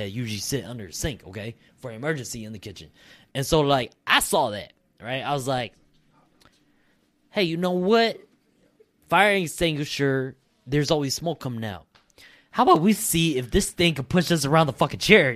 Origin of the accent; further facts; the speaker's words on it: United States; I grew up in America. I don't speak Hmong like that.